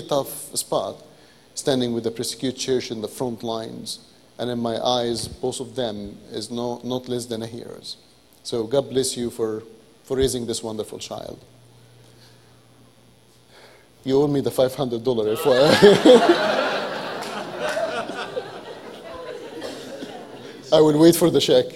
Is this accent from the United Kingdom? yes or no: no; Egypt; English is a second language; moved away; as an Egyptian